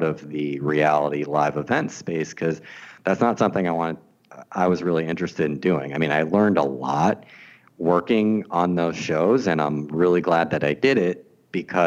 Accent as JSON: {"language": "English", "region": "New York", "country": "United States", "tie": "born or raised there", "also_born_or_lived": "Boston", "moved": "as an adult", "lives_now": "Los Angeles, United States", "said": "So I grew up in New York watching a lot of television"}